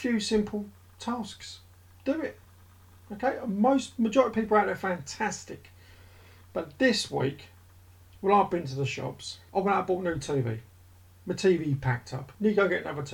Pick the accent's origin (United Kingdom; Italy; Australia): United Kingdom; we're British.